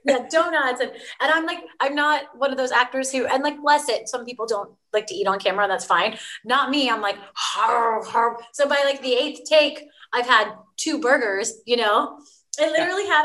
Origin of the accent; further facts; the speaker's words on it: Virginia, United States; I grew up in Virginia